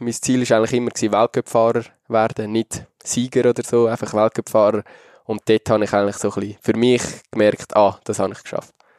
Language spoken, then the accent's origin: German; Switzerland; als Schweizer